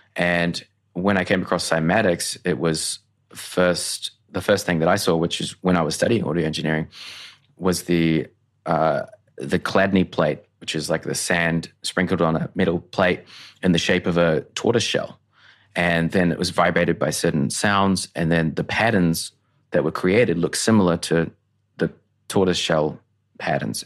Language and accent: English; Tauranga, Bay of Plenty, New Zealand; now in Brisbane, Australia; I grew up in a small town, Tauranga, New Zealand